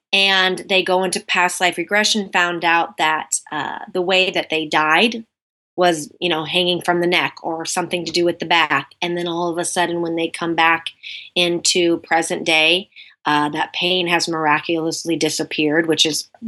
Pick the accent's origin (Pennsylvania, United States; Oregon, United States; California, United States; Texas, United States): Oregon, United States; My mom, even actually, when she was visiting me in Sumter, cause I'm from Oregon, she was visiting me in Sumter while we were shooting